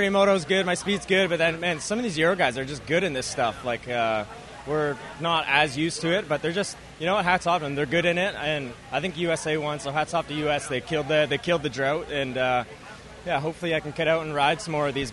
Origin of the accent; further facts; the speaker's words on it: Canada; Yeah, yeah I'm not bad. I'm Canadian.